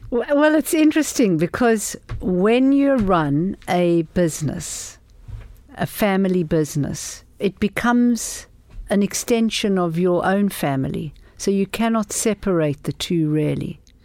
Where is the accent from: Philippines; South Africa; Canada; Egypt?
South Africa; moved away; I grew up in South Africa in very, very political times